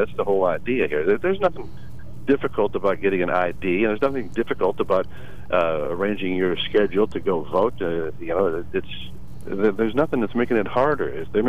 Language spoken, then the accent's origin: English; Texas, United States; Now, I'm from Texas